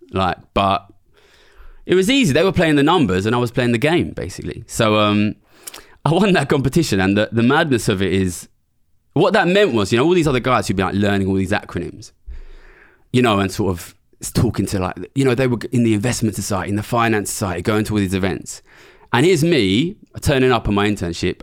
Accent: London, United Kingdom; I'm from Ilford, which is a small suburb of East London.

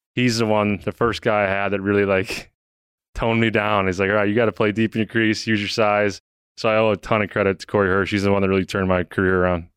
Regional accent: St. Louis, Missouri, United States; moved away; growing up in Saint Louis back then

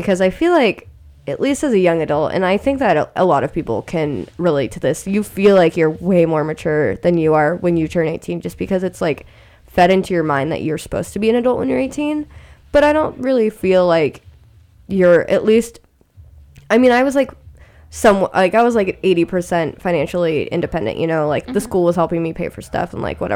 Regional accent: Sacramento, California, United States; moved away as an adult; now in San Francisco, United States; I'm from Sacramento

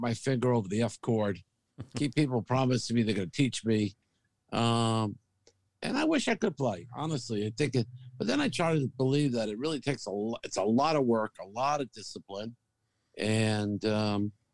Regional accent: Hackensack, New Jersey, United States; also born or lived in Manhattan, New York / Brockton, Massachusetts / Galveston, Texas; now in Southern California, United States; I'm a Hackensack boy, so, you know, I love New Jersey

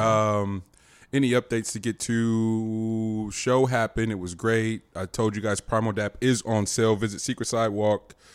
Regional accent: the Bay Area, California, United States; I'm, I'm from, we're from here. We're, we're from the Bay

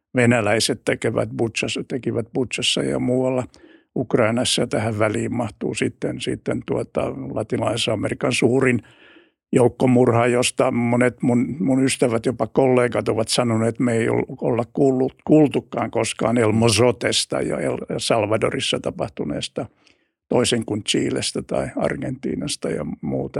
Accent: Finland; olen, olen Suomesta

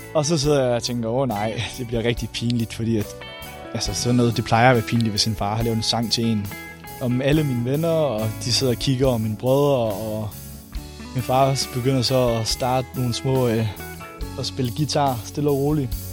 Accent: Randers, Central Denmark Region, Denmark; hjemme i Randers

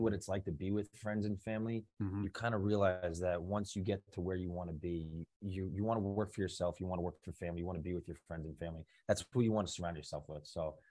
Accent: Baldwin, New York, United States; moved away as an adult; now in Matawan, United States; I'm originally from Long Island, Nassau County, Baldwin, New York.

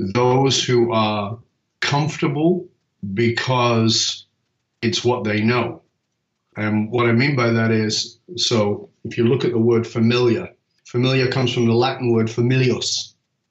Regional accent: the north of England, United Kingdom; I was born in Northern England in a ghetto

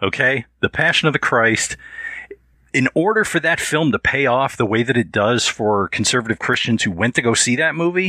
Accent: United States; being an American, being a westernized, you know, white Anglo person

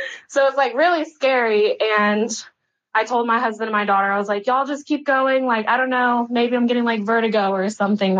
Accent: Florida, United States; I grew up in Florida

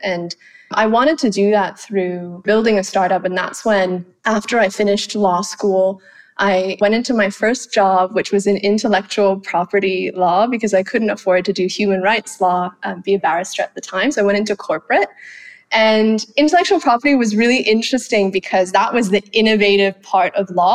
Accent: Phuket, Thailand; first language Thai; English is a second language; moved away as an adult; also born or lived in London; now in Singapore; I grew up in Phuket, so I grew up in an island off an island, and I'm still living on an island now in Singapore.

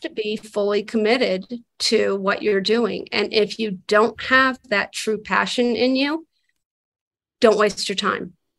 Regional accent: Santa Fe, New Mexico, United States; now in Los Angeles, United States; I grew up in Santa Fe, New Mexico, and so I would come back and visit family

